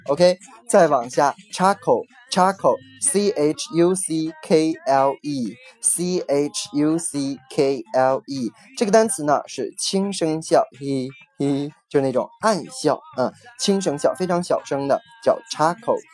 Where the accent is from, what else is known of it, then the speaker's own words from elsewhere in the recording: Northeast China, China; 有点像我们东北话说的